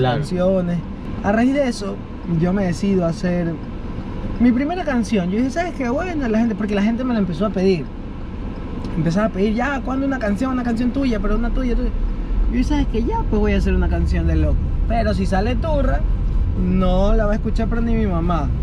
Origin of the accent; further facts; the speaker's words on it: Ecuador; also born or lived in United States; yo nací en Estados Unidos y cuando tenía un año de edad, ahí me trajeron mis papás